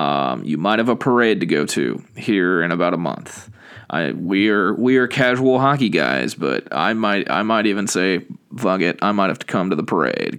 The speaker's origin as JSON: {"language": "English", "town": "Portland", "region": "Oregon", "country": "United States", "tie": "born or raised there", "said": "I was born in Portland."}